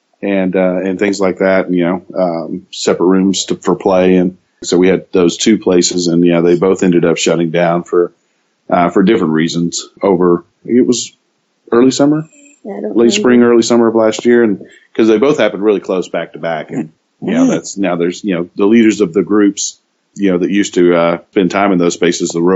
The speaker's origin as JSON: {"language": "English", "area": "Dallas-Fort Worth area", "region": "Texas", "country": "United States", "tie": "born or raised there", "said": "my family's from Hawaii. I was raised here in Texas. In the Dallas-Fort Worth area"}